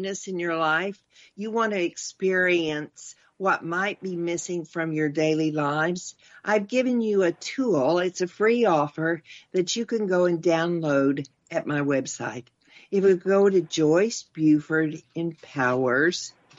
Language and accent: English; Texas, United States; we're both from Texas